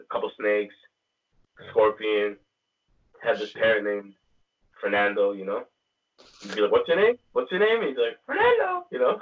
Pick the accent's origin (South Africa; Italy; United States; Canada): Canada; Toronto, Ontario; growing up in the 90s in Toronto